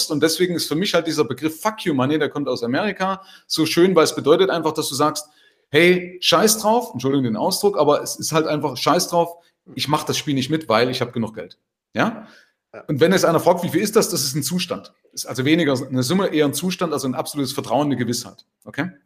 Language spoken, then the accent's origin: German; Germany; Also zumindest bei uns in Deutschland, ich weiß nicht, wie es in Österreich ist, ist man ja erstmal so dagegen.